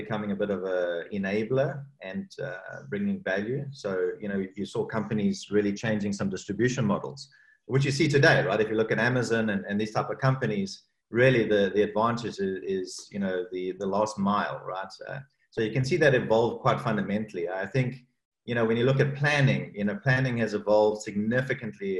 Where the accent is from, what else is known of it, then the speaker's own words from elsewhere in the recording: South Africa; moved away; also born or lived in Cape Town; my home country, South Africa, and that's Cape Town, where I spent a lot of my early career life